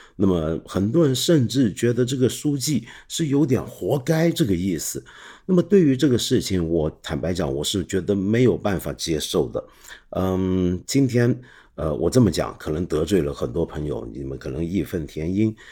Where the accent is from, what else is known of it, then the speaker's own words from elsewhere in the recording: Hong Kong; 很有我们香港人精神。我们在香港有句粤语